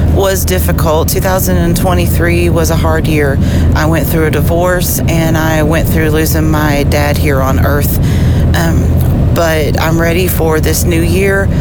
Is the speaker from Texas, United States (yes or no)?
no; Kentucky, United States; now in Nashville, United States; traveling back to Nashville from my hometown in Kentucky